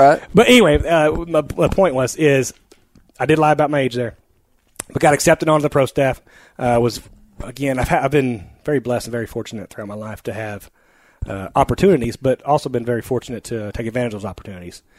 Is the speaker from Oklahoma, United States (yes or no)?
yes; central Oklahoma, United States; also born or lived in California; ended up back in central Oklahoma, which is where my family's